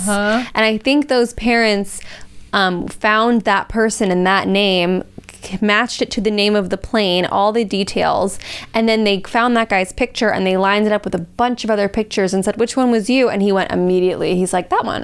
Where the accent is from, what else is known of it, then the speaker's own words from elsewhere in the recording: Los Angeles, California, United States; I grew up in Los Angeles